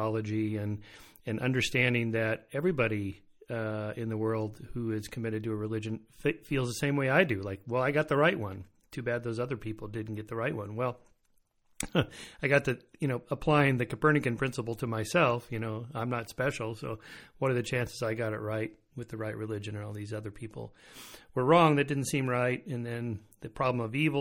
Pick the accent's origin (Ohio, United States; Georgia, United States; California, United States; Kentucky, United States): California, United States; Southern; I'm from Southern California here, born and raised